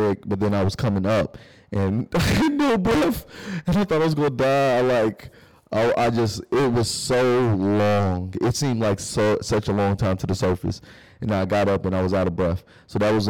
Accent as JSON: {"language": "English", "region": "Kentucky", "country": "United States", "also_born_or_lived": "Detroit", "said": "We in Kentucky"}